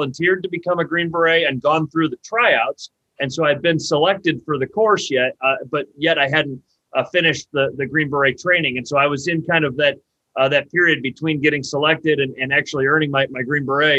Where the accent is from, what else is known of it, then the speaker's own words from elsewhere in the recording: Northeast Ohio, United States; moved away as an adult; now in Columbus, United States; Columbus is a great place to live, but Northeast Ohio is still home to me